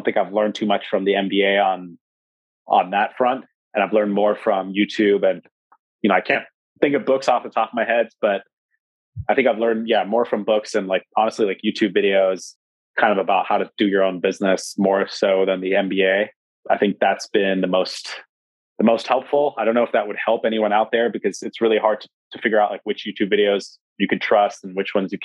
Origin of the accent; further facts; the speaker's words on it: Sacramento, California, United States; moved away as an adult; also born or lived in Alaska / New York; I'm from Sacramento. I sort of grew up with like city hip hop type of culture.